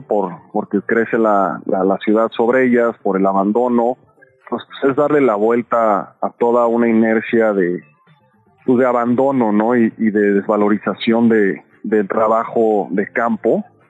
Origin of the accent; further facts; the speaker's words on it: Mexico City, Mexico; como chilangos, chilangas